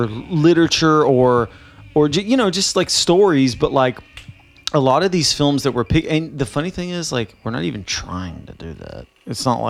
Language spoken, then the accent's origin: English; Nashville, Tennessee, United States; Jenny and I are from the South and I'm from Nashville